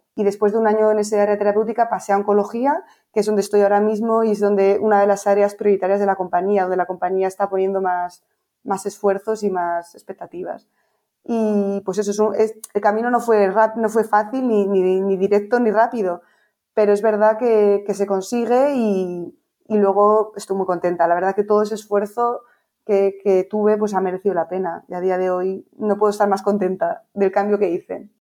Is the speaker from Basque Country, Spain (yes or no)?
yes; Bilbao, Basque Country, Spain; moved away as an adult; also born or lived in Pamplona / Bristol, United Kingdom; now in Madrid, Spain; yo soy de Bilbao y, viví allí durante 18 años